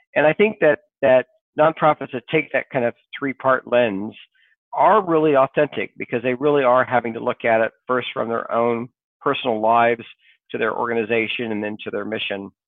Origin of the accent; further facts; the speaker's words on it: Sequim, Washington, United States; also born or lived in Kansas; I grew up in the Pacific Northwest